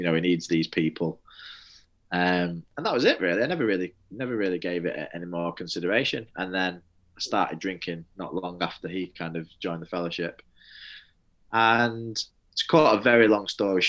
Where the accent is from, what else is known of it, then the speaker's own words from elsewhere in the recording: Manchester, North West England, United Kingdom; moved away as an adult; also born or lived in Leeds; I come from a place called Manchester, and Manchester, they call it the rainy city. So I just thought that was miserable because I lived in the rainy city.